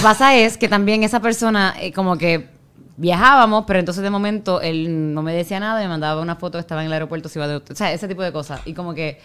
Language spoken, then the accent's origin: Spanish; Puerto Rico; moved away; yo soy puertorriqueña